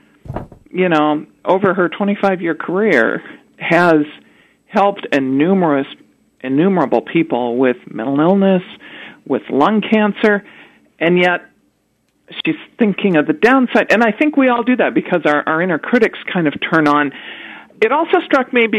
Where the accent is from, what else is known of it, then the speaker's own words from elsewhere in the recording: Sioux Falls, South Dakota, United States; now in Arlington, United States; I grew up in Sioux Falls, South Dakota